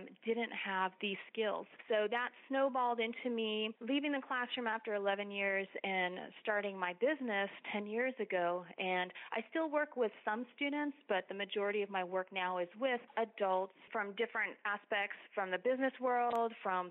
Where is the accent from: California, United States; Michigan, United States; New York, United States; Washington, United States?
California, United States; Los Angeles; moved away as an adult; also born or lived in Texas; now in San Antonio, United States; I was born and raised in Los Angeles, and after graduating from high school, went to college in Texas